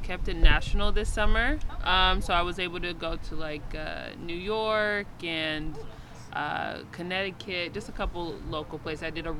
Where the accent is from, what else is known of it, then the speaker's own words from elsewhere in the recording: Kinshasa, DR Congo; born there; I was born in Kinshasa in the Democratic Republic of Congo.